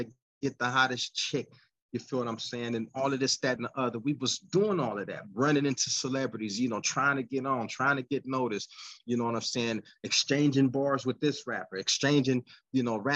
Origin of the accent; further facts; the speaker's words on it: United States; also born or lived in Pennsylvania / California; I'm an American